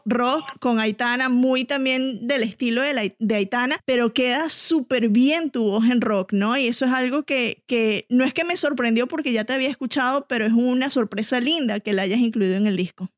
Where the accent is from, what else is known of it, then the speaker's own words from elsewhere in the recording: Venezuela; yo, que soy venezolano